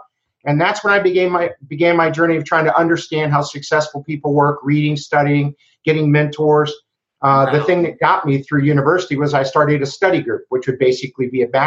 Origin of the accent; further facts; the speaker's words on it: Miami, Florida, United States; moved away as an adult; now in Gainesville, United States; I grew up in Miami, Florida